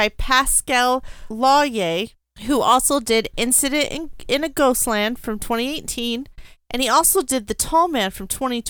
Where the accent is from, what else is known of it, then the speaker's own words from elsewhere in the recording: United States; I'm American.